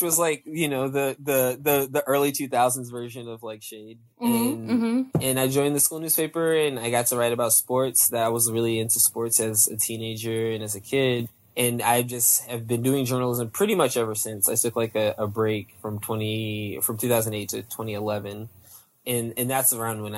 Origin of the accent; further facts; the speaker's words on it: Northern Virginia, United States; I was raised in Northern Virginia